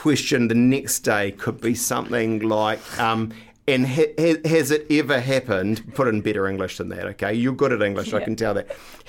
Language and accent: English; New Zealand; We're Kiwis.